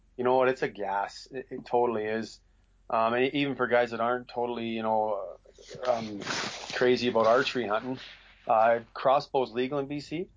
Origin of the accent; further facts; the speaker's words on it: Northwest Territories, Canada; now in Williams Lake, Canada; I grew up in Northwest Territories working for the Lancasters